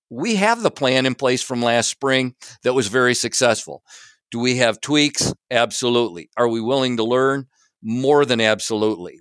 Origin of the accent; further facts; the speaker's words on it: Big Rapids, Michigan, United States; I grew up here in Big Rapids